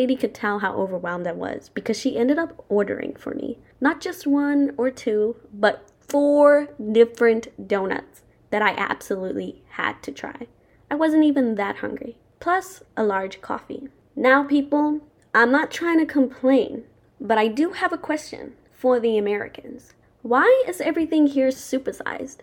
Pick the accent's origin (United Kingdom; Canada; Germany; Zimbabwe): Zimbabwe; now in United States; when I tell people where I'm from, I always say Zimbabwe